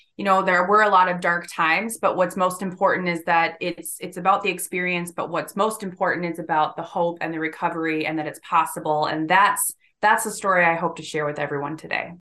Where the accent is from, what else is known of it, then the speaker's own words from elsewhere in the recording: Hudson, Wisconsin, United States; I was born and raised in a, a small town called Hudson, Wisconsin, which is about fifteen miles or so east of Saint Paul, Minnesota